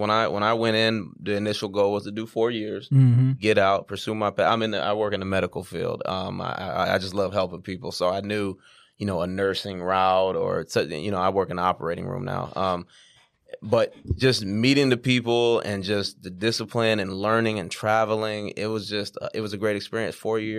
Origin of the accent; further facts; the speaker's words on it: Sacramento, California, United States; moved away as an adult; now in Atlanta, United States; I'm from Sacramento, California. You know, you know, it's a Northern California vibe out there.